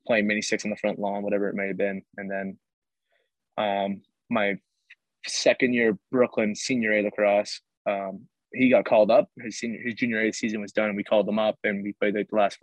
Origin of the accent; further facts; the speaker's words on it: Canada; I'm a Canadian lacrosse player